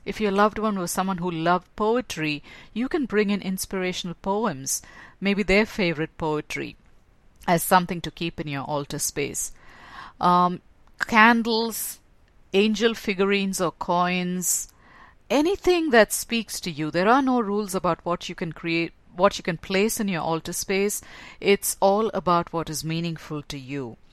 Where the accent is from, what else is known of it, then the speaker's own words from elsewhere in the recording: India; growing up in a Hindu home, because that's where I was born in India and raised as in a Hindu home